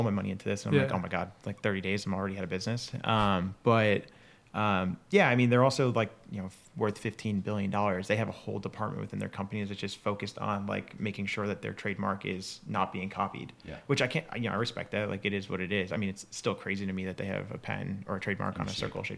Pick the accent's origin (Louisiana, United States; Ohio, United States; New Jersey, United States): New Jersey, United States; Bayonne; now in Los Angeles, United States; So I grew up right outside New York City, Bayonne, New Jersey